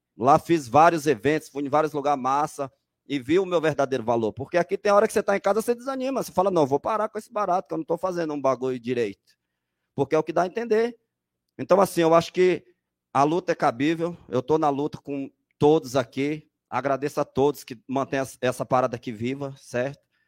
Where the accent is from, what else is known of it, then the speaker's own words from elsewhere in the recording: São Paulo, Brazil; sou aqui do Jardim Felicidade